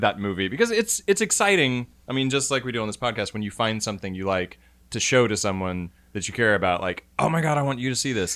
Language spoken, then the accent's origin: English; Indiana, United States; we're both from Indiana.